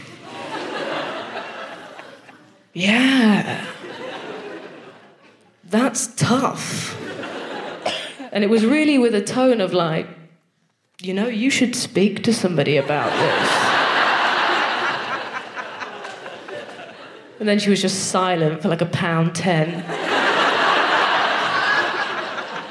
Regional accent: Nottingham, East Midlands, United Kingdom; I'm from Nottingham

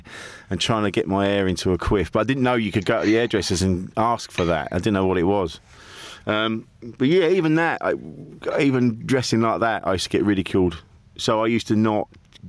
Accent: Orpington, London, United Kingdom; now in Essex, United Kingdom; I grew up in Orpington, which is a small town. It's just on like the southeast London Kent border

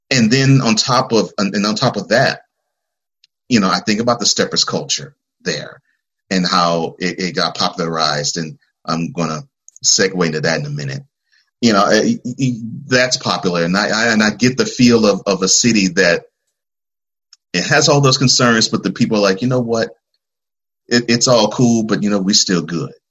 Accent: Houston, Texas, United States; I grew up in Houston, which is a city that's not not as big, but very close to as big as Chicago.

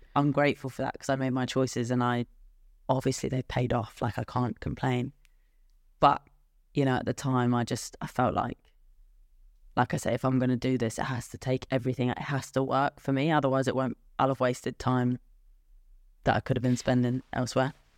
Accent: England, United Kingdom; I'm typically English.

